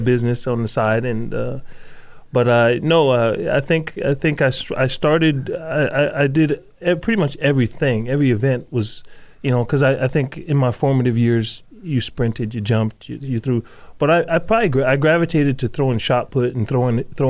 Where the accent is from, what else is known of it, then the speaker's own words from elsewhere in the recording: New Jersey, United States; moved away as an adult; also born or lived in Idaho; now in Nampa, United States; born and raised in New Jersey until the ripe age of 18